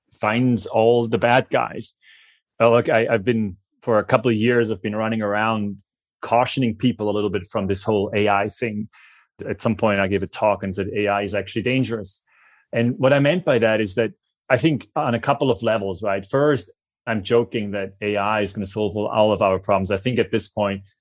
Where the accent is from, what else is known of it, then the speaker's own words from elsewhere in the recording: Switzerland; accent: Swiss; my Swiss accent